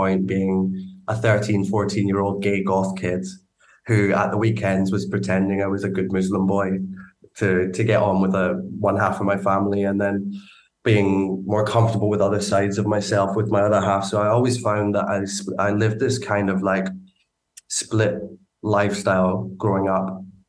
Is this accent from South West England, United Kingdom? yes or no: no; Edinburgh, Scotland, United Kingdom; I grew up in Edinburgh. I grew up, so I've lost it now.